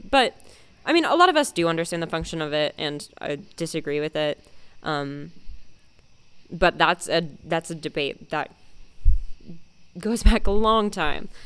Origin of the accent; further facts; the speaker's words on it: Dayton, Ohio, United States; I am also 17 years old and I am from Dayton, Ohio.